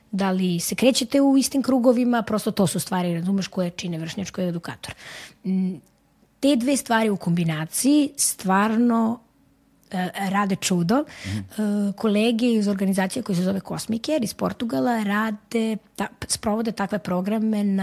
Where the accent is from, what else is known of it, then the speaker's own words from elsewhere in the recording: Serbia; kod nas u Srbiji